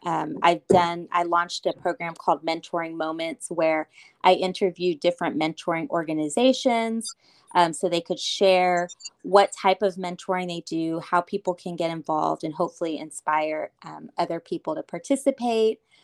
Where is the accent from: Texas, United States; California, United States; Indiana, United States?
Texas, United States; Austin; I am from Austin